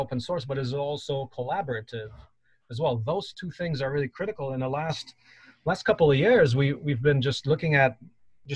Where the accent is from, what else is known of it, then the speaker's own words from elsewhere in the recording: Poland; now in United States; So I come from Poland and actually my grandmother was in a concentration camp.